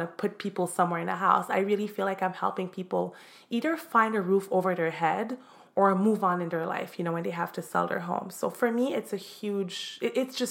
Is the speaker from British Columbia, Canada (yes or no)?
no; Montreal, Quebec, Canada; now in Miami, United States; I'm originally from Montreal, Canada. I'm now living in Miami, Florida